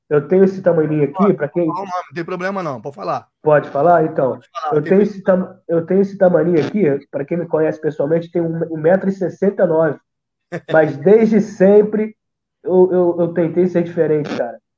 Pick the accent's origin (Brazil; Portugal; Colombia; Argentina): Brazil; São Gonçalo, Rio de Janeiro; eu sou de um lugar chamado, de uma comunidade chamada Salgueiro, Salgueiro e São Gonçalo, tá?